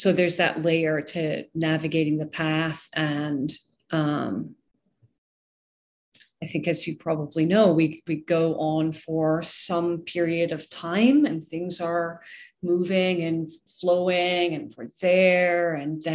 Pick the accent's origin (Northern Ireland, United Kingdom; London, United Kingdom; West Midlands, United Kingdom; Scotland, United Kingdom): Scotland, United Kingdom; also born or lived in Ireland; now in United States; I'm originally from Scotland